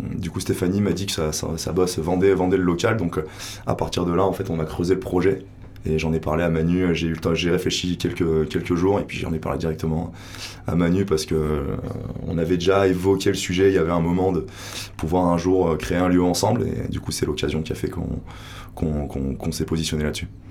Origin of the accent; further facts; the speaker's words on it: Grenoble, Auvergne-Rhône-Alpes, France; moved away as an adult; now in Hossegor, France; je viens de Grenoble, j'étais dans le commerce. je me suis installé là il y a quelques années